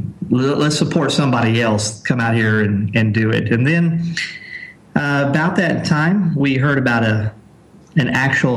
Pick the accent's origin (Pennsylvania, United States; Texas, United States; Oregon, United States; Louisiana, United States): Texas, United States; Corpus Christi; moved away as an adult; also born or lived in South Asia; I am from Corpus Christi, Texas, and I've been a missionary for 21 years, serving in South Asia